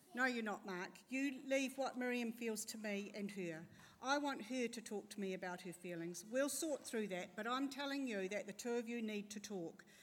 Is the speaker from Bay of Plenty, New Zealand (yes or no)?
yes; Tauranga, Bay of Plenty, New Zealand; also born or lived in Christchurch; we are actually from Tauranga and we're living in Christchurch for the year.